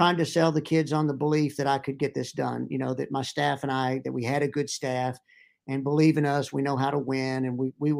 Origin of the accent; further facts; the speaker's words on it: Irving, Texas, United States; moved away as an adult; now in Pittsburgh, United States; But I grew up in Irving, Texas